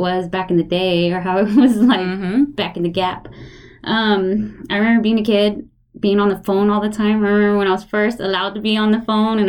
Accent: Houston, Texas, United States; also born or lived in Austin, Texas; when I moved back from Austin, when I came back to Houston.

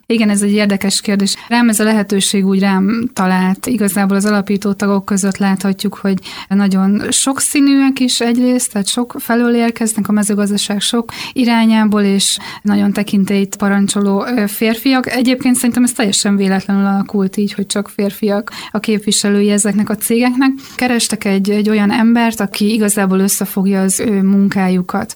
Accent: Békéscsaba, Békés, Hungary; Egyébként én Alföldön születtem, Békés Csabán jártam, aztán a gimnáziumban, és a szüleimnek volt földjük

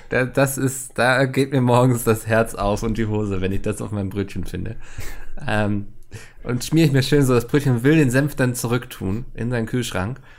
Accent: Bautzen, Saxony, Germany; oh Mann, der arme Bautzner, ich komme selbst aus Bautzen.

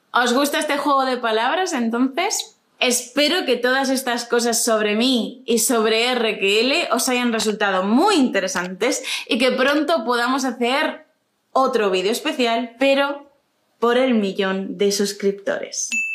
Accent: Yecla, Region of Murcia, Spain; accent: accent of Yecla; Soy de un pueblo de la región de Murcia que se llama Yecla.

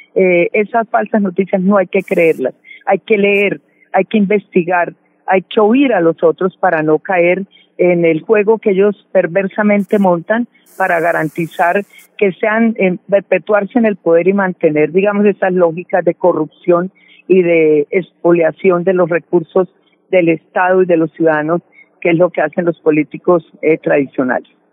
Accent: Colombia; como colombianos y colombianas

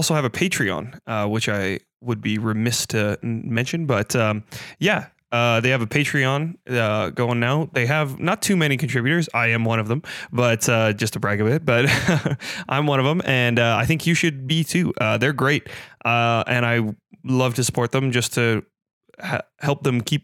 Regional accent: Canada; As a Canadian

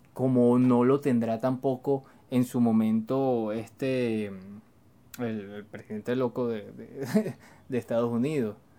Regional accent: Venezuela

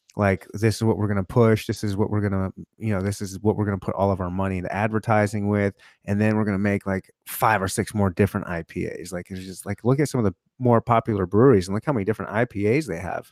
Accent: Michigan, United States; now in Kansas City, United States; I was born and raised in Michigan, so I'm close to Canada also

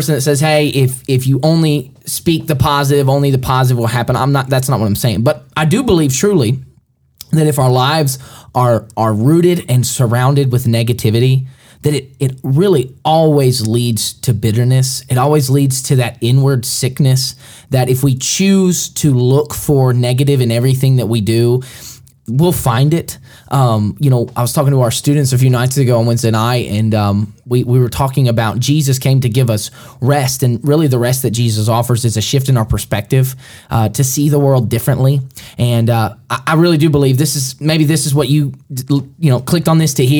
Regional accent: Alabama, United States; I grew up, I was born in Alabama and finished my schooling in Alabama

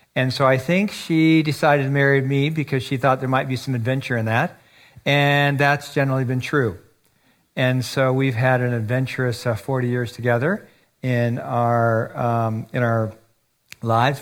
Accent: United States; moved away as an adult; also born or lived in China / Taiwan; I live here. I'm an American. I'm not a foreigner.

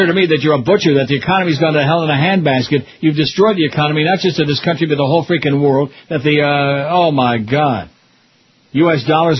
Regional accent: Rochester, United States; when I was growing up in Rochester

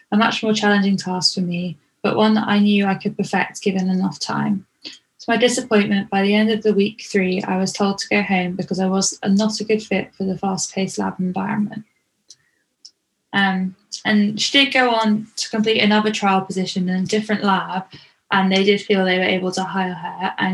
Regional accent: Canada; Even though this 10 week internship meant relocating to another province in my home country of Canada, I decided to pursue it as an opportunity to develop my skills and learn new techniques.

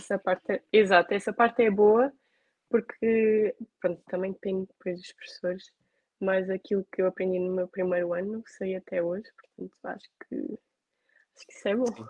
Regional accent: Alentejo, Portugal; eu sou alentejana

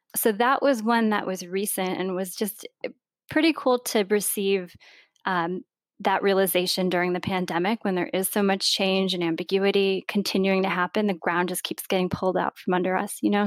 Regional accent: Vermont, United States; growing up in Vermont and having a really strong sense of place

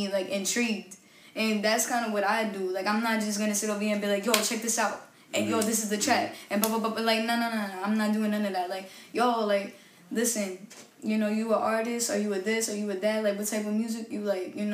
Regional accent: New York City, New York, United States; I'm from Park Slope, Brooklyn. So it's like, you know, that Brooklyn sound, you know, it stuck

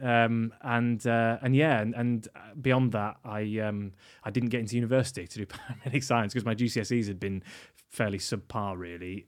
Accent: York, Yorkshire and the Humber, United Kingdom; I grew up in York

